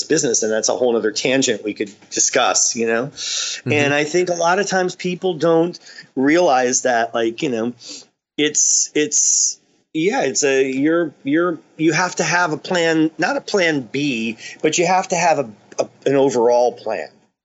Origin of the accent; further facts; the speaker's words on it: New York, United States; moved away; I'm from New York.